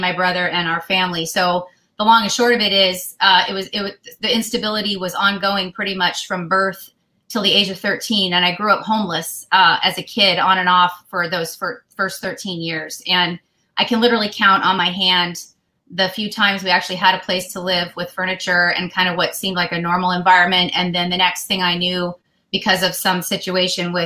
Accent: Denver, Colorado, United States; I was born in Denver, Colorado in 1970

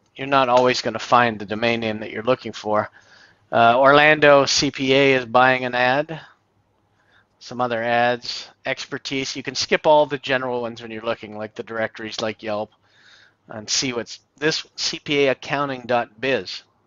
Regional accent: Canada; I'm Canadian

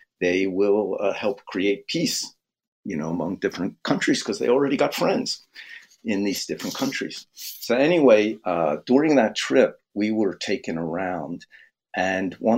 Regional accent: Philadelphia, Pennsylvania, United States; I grew up in Philadelphia with white kids, black kids, all the religions

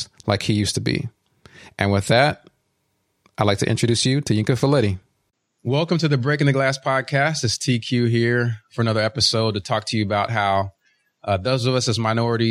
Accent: Uganda; now in United States; I was born in Uganda, so we're immigrants to this country

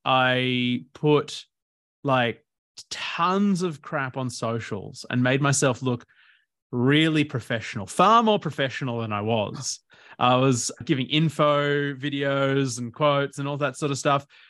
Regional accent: Port Macquarie, New South Wales, Australia; also born or lived in Bendigo, Victoria; I first started growing up in Bendigo until I was about nine in Victoria. then the family, my dad just loved the ocean, so he moved up to Port Macquarie in New South Wales

